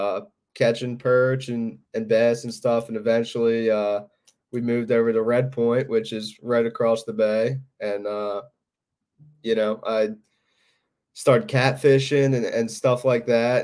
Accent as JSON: {"language": "English", "town": "Havertown", "region": "Pennsylvania", "country": "United States", "tie": "born or raised there", "said": "I grew up in Havertown"}